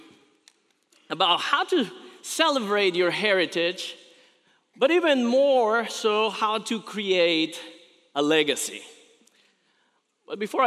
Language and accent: English; Colombia; moved away; I was actually born in Colombia, South America